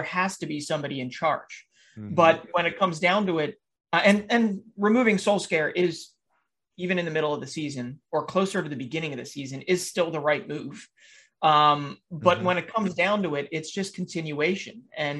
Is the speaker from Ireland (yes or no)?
no; Philadelphia, Pennsylvania, United States; the Philadelphia Union, my hometown team